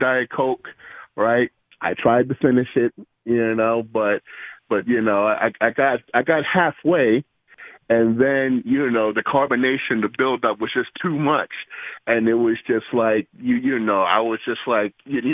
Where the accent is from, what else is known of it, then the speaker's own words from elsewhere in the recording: New York, United States; I'm a New Yorker